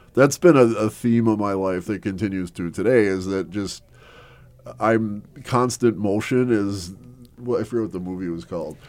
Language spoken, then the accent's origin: English; Milwaukee, Wisconsin, United States; also born or lived in Mequon, Wisconsin; I was born in Milwaukee, Wisconsin